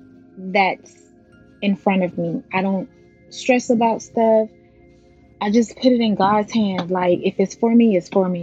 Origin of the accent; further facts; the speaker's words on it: Belle Glade, Florida, United States; moved away; also born or lived in West Palm Beach, Florida; I'm originally from Belt Lake, Florida. So once I left Belt Lake and moved to West Palm Beach with my mom